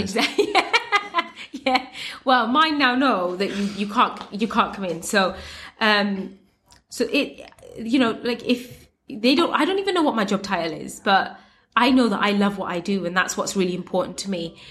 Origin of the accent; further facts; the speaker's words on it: United Kingdom; I am Muslim and I am brown and I'm Bangladeshi and I'm British